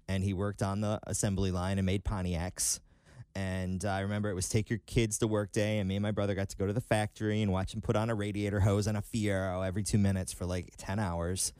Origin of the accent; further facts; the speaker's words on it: Detroit, Michigan, United States; moved away as an adult; I grew up just outside of Detroit on Lake, uh, Saint Clair